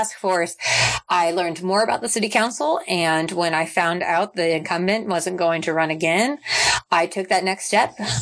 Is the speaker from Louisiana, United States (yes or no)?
no; Topeka, Kansas, United States; also born or lived in Memphis, Tennessee / Oklahoma City, Oklahoma; I left Topeka for college and I was in Memphis, Tennessee, going to Rhodes College. And then I went to Oklahoma City for dental school. And the more I kind of grew into the role of becoming a dentist and being an adult, I found that I was most committed to making positive change in my hometown